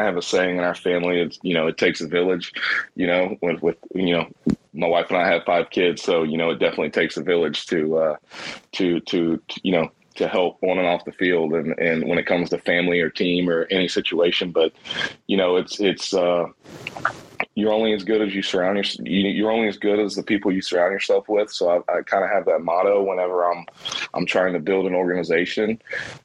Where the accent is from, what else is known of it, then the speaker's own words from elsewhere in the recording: Jacksonville, Florida, United States; I'm originally from Jacksonville, Florida. I went to a high school, Bishop Kenny High School